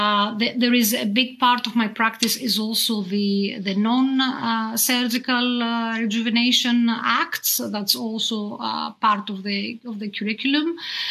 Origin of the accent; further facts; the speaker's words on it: Australia; now in Belgium; Right, I'm an Aussie. I bet you didn't know that.